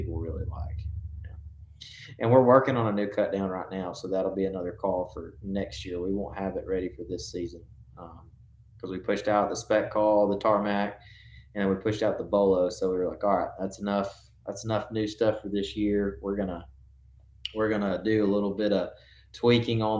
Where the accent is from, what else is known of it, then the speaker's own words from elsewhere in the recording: Northeast Alabama, United States; I'm from Northeast Alabama, which is where I still currently live.